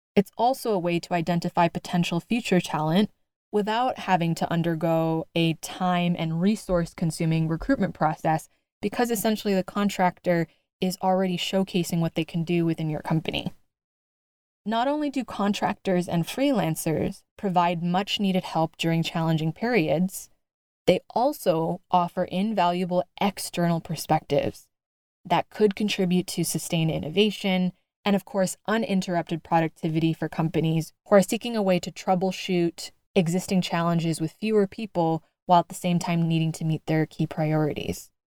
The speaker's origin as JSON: {"language": "English", "country": "United States", "said": "I'm an American through and through"}